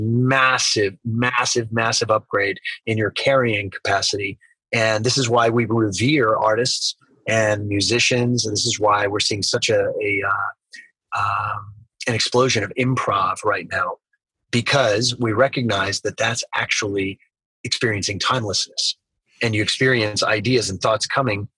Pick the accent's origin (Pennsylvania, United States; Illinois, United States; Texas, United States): Texas, United States; South; I grew up in South Texas